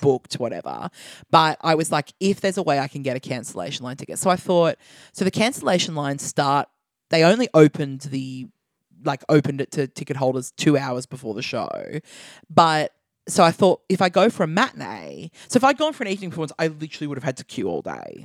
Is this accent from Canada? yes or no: no; Australia; as an Australian person